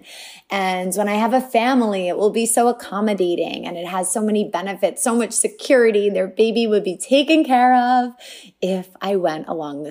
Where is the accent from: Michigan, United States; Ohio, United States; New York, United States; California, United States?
New York, United States; Franklin Square; I grew up on Long Island in a small town, Franklin Square, very close to family